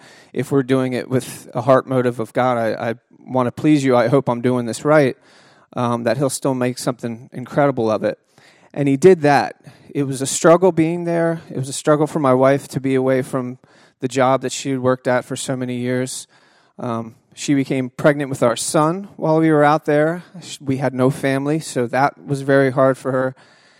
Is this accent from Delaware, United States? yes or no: yes; Delaware, United States; Part of my job, you know, I came from Delaware seeing deer once in a while to part of my job was keeping the bears away from the general public.